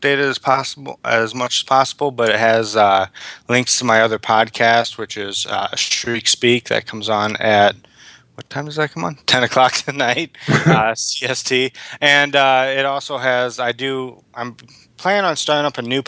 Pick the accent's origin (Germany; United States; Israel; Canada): United States; Illinois; now in Wisconsin, United States; I am from Illinois